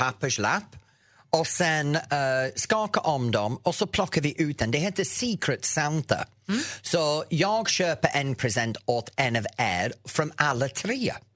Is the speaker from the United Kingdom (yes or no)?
yes; England, United Kingdom; Swedish is a second language; moved away as an adult; now in Sweden; sen jag flyttade från England i 83